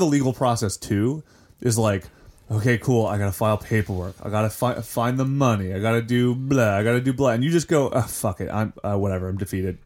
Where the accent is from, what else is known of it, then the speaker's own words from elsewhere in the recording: Ohio, United States; I'm from Ohio